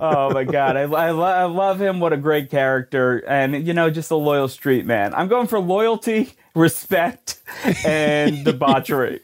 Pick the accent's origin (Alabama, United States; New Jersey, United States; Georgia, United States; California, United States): New Jersey, United States; I am from New Jersey